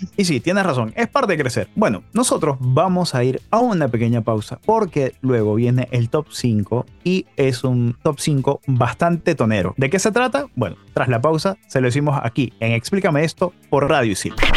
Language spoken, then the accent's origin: Spanish; Peru; en Perú tuvimos nuestra propia versión a finales de los 90